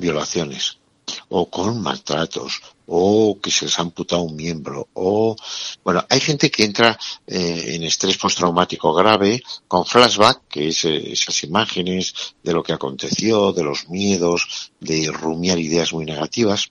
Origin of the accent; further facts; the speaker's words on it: Navarre, Spain; tú y yo que somos de Navarra